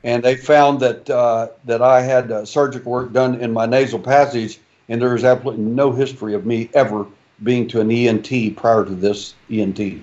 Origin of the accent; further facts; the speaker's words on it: Texas, United States; I was born in Texas